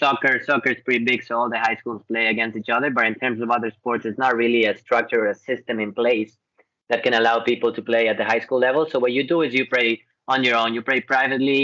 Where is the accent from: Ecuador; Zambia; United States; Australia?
Ecuador; moved away as an adult; I'm from Ecuador, South America.